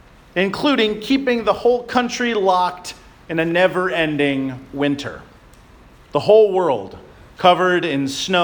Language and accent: English; Florida, United States; now in Bremerton, United States; As a child growing up in Florida